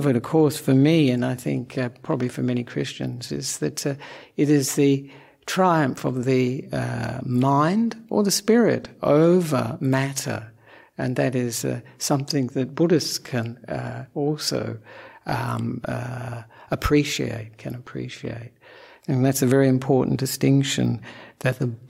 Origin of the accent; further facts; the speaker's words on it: Perth, Western Australia, Australia; also born or lived in Sri Lanka; now in Melbourne, Australia; I'm an Australian monk who was born in Perth